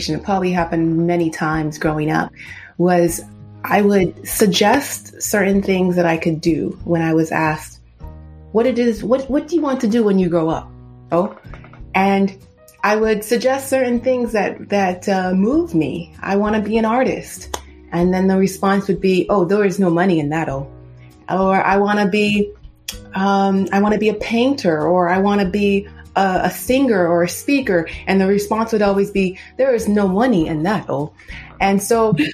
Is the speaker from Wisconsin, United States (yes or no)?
no; Southern California, United States; born and raised in Southern California